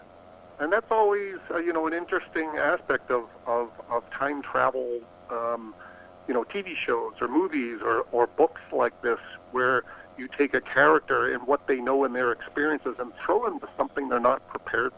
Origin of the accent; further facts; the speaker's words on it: New England, Boston area, Massachusetts, United States; I grew up in New England in the Boston area